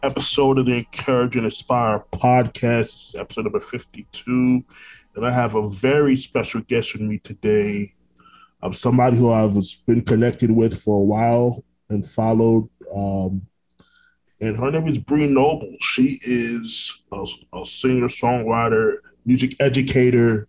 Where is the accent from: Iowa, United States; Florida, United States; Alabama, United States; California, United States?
Florida, United States; Orlando; also born or lived in Brooklyn, New York; I was raised in Orlando, Florida, which I still live here now